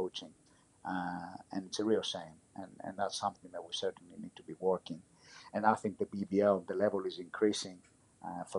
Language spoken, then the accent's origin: English; Greece; my experience growing up in Greece